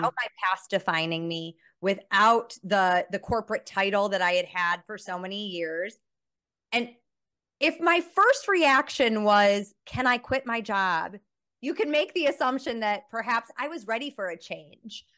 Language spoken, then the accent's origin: English; Chicago, Illinois, United States; moved away as an adult; now in Johannesburg, South Africa; I'm someone who grew up in a suburb of Chicago